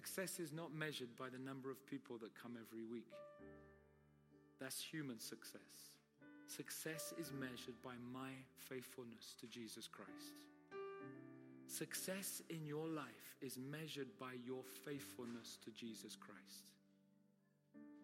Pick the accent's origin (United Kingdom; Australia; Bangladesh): United Kingdom; I'm Brit.